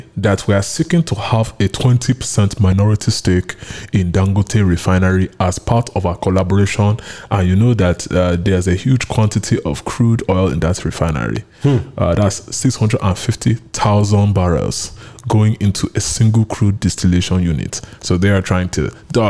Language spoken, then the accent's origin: English; Kaduna, Kaduna State, Nigeria; No, I'm from Kaduna. I'm Kadunian.